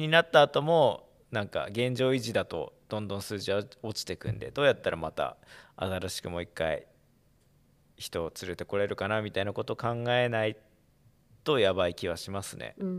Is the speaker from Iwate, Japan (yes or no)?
yes; Iwate, Japan; moved away; 地元岩手なんで